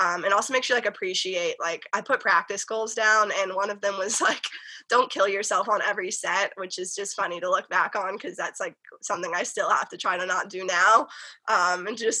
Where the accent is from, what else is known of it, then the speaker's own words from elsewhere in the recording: North Carolina, United States; now in California, United States; I'm a Southern girl. Like, I grew up in the South